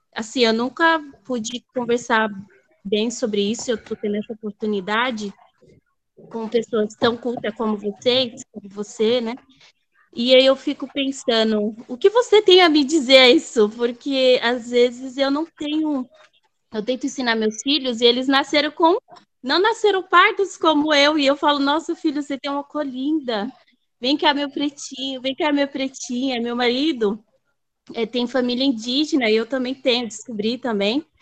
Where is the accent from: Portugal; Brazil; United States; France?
Brazil; Bahia; moved away; also born or lived in São Paulo; Eu, eu fui criada, nasci na Bahia e fui criada entre Bahia e São Paulo.